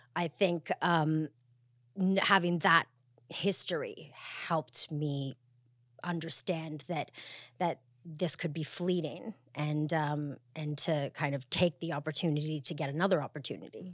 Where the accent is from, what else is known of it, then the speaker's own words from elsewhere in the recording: Montreal, Quebec, Canada; I grew up in Canada, um, from Montreal